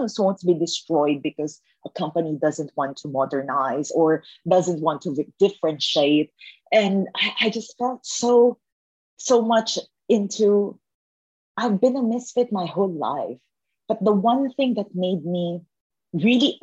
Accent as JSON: {"language": "English", "country": "Philippines", "tie": "born or raised there", "said": "growing up in the Philippines, that's a developing country back then"}